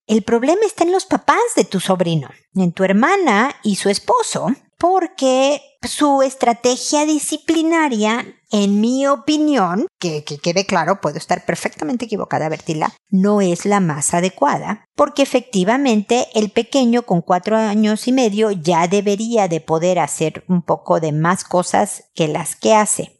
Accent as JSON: {"language": "Spanish", "region": "Mexico City", "country": "Mexico", "also_born_or_lived": "United States", "moved": "yes", "lives_now": "Santiago, Chile", "said": "Yo soy de Ciudad de México donde tiemblan y me vine a vivir a Santiago de Chile donde tiembla."}